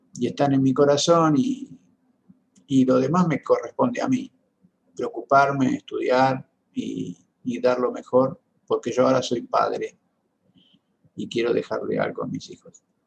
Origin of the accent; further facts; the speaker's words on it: General Pico, La Pampa, Argentina; now in Buenos Aires, Argentina; mi pueblo, en General Pico, en La Pampa